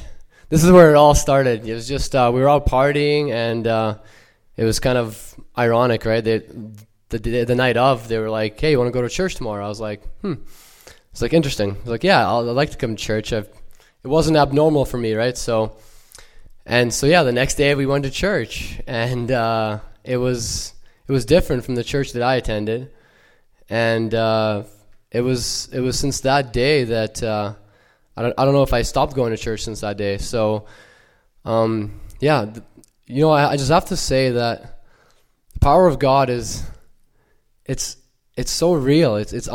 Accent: Ukraine; now in Canada; And I was born in Ukraine, born and raised. And my family moved here about 17 years ago, so no longer have the accent.

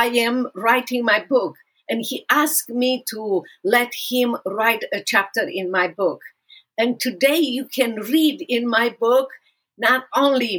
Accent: Romania; English is a second language; moved away as an adult; also born or lived in Dallas, Texas; now in United States

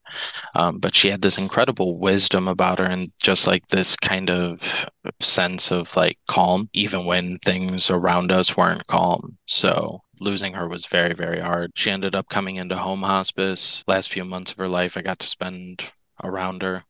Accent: Midwest, United States; I grew up in the Midwest

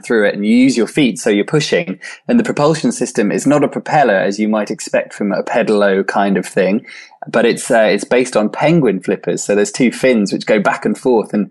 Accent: Swansea, Wales, United Kingdom; I returned to my hometown, Swansea in South Wales

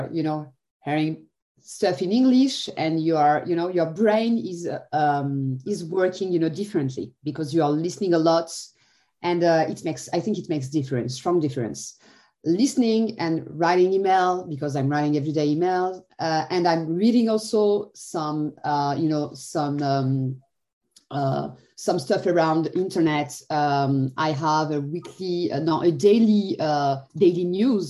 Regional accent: Algeria; English is a second language; now in France; I speak Arabic because I'm not, my parents are Arabic, I'm coming from Algeria

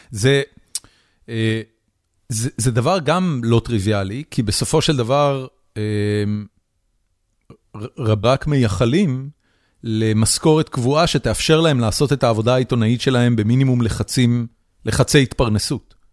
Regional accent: United States; בתור, בתור אמריקאי. בתור מישהו שחי בארצות הברית

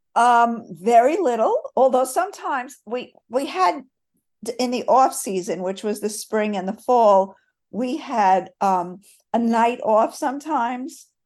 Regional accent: Catskills, New York, United States; now in Weaverville, North Carolina, United States; you grow up in a resort hotel

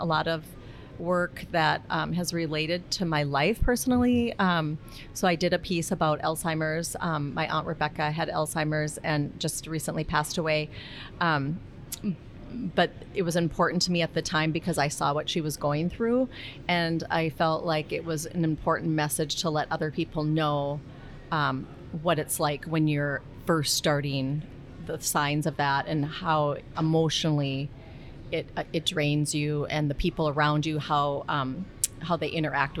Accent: Grand Forks, North Dakota, United States; I grew up in Grand Forks, North Dakota

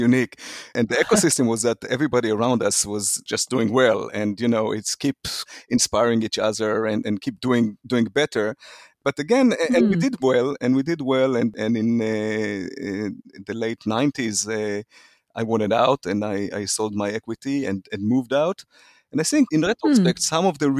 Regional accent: Israel; moved away as an adult; also born or lived in Lebanon / Silicon Valley; I was born and raised in Israel

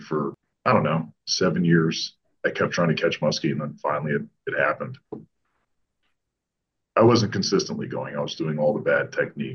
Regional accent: Florida, United States; moved away; also born or lived in Ontario; my brother and I grew up fishing in Florida.

